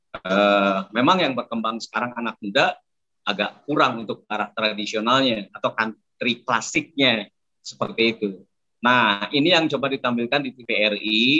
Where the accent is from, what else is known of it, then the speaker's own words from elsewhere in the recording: Indonesia; karena saya dibesarkan di Indonesia dulu zaman dulu untuk